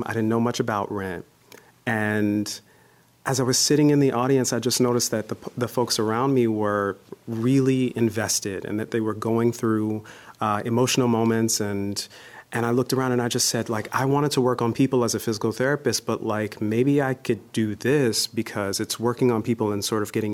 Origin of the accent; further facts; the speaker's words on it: Gary, Indiana, United States; moved away as an adult; also born or lived in Iowa; I am from Gary, Indiana, Steel Town, USA, smack dab in the middle of the Midwest and home of the …. and, you know, I grew up there singing and performing